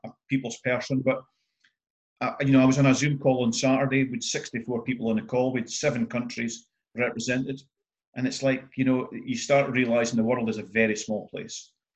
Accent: north-east Scotland, United Kingdom; being typical Scottish northeast

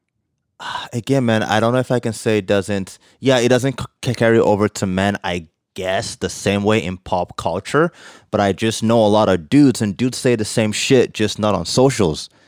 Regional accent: Nigeria; now in Canada; growing up in Nigeria

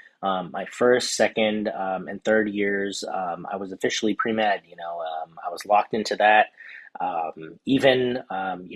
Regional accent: Houston, Texas, United States; also born or lived in Southern California; now in Dallas, United States; I'm originally from Houston

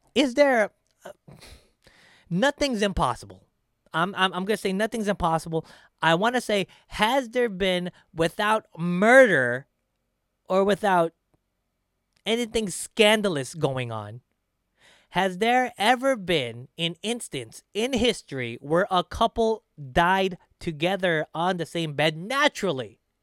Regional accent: Philippines; now in United States; my home country, the Philippines

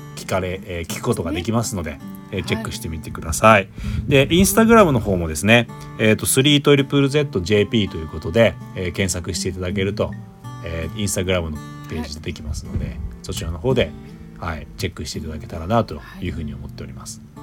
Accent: Shizuoka, Japan; now in Melbourne, Australia; 地元が静岡ってこともあって

